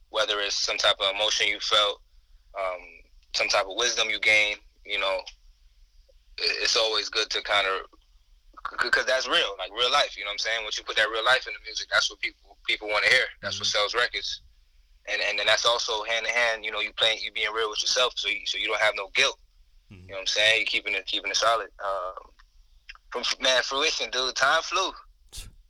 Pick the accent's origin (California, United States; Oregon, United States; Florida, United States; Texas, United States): Florida, United States; also born or lived in Brooklyn, New York; I was born in New York, Brooklyn kid, moved to Florida when I was about 7